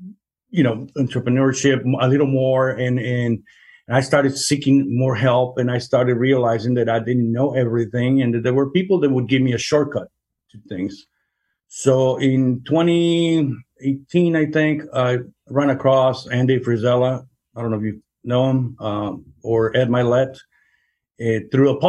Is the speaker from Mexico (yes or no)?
yes; Mexico; also born or lived in Chicago; now in Kansas, United States; I'm Mexican. I was born in Mexico, and my wife is born in Guatemala.